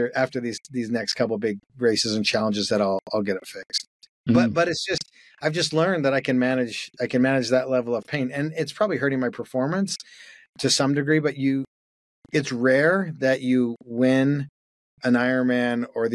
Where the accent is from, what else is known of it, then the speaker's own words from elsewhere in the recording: Calgary, Alberta, Canada; moved away; I grew up in Calgary, Canada